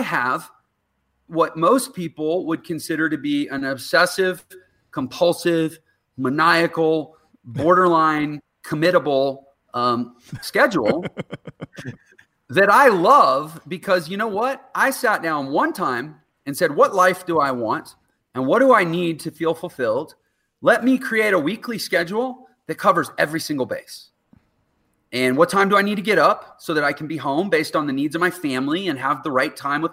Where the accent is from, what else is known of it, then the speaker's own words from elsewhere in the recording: Texas, United States; I'm from Texas